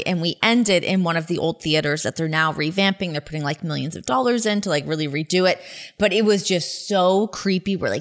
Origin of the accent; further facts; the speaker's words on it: Ajax, Ontario, Canada; I grew up in Ajax, so about like 45 minutes west of there